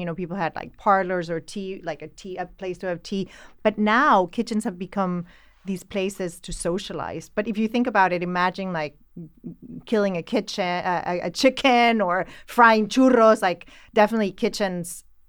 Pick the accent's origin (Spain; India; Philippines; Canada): Spain; also born or lived in Central America; It's funny that we talk about kitchens because I grew up in Central America and in Spain.